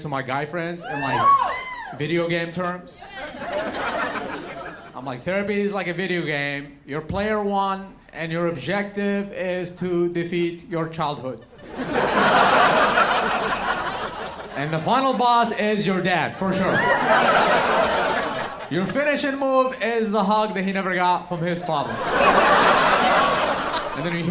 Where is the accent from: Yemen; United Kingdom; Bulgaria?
Yemen; now in United States; I didn't come all the way from Yemen